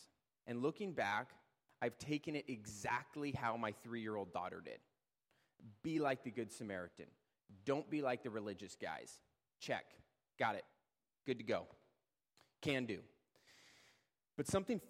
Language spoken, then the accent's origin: English; Edmonds, Washington, United States; I was born and raised here in Edmonds